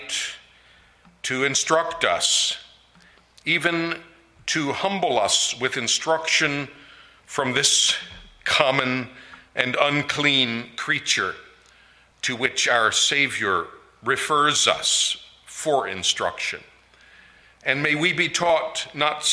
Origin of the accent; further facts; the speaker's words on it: Maryland, United States; I am from Maryland